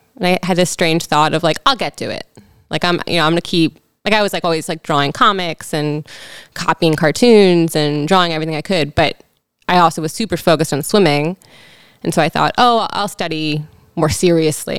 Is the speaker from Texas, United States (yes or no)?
no; Frederick, Maryland, United States; now in Baltimore, United States; I grew up in Frederick, Maryland. Okay, Frederick County, technically.